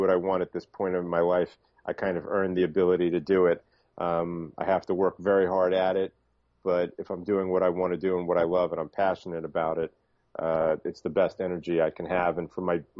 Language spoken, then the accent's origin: English; New York City, New York, United States; also born or lived in Miami Beach; I'm originally from the Bronx in New York, and I split my time now between Miami Beach and New York City